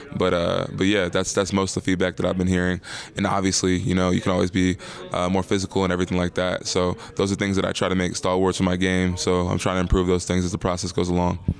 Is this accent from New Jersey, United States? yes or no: no; Ellicott City, Maryland, United States; also born or lived in Baltimore, Maryland; I'm originally from Ellicott City, Maryland, but, uh, I went to, to school in Baltimore for, for twelve or thirteen years